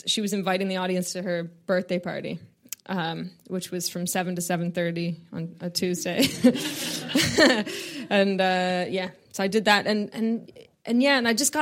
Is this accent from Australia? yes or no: no; Canada; I'm from Canada